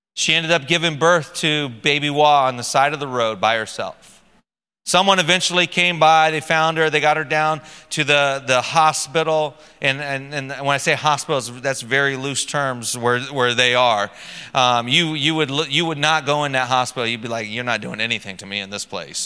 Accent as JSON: {"language": "English", "country": "United States", "moved": "yes", "said": "I'm American"}